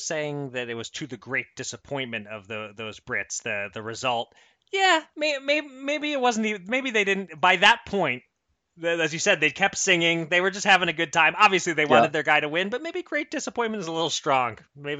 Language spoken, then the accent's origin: English; United States